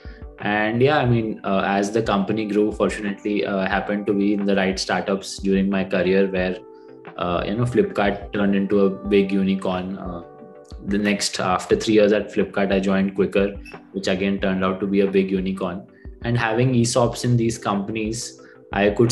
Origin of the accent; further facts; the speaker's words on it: Bangalore, Karnataka, India; I'm born and brought up in Bangalore. My parents had moved here way before I was born.